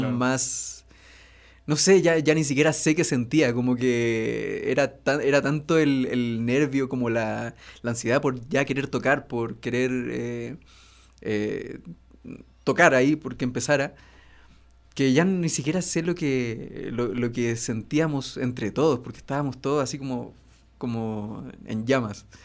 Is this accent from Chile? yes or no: yes; Iquique, Tarapacá, Chile; moved away as an adult; also born or lived in Santiago, Chile; now in Mexico; Yo nací en Santiago, pero me fui a vivir a los dos años a Iquique.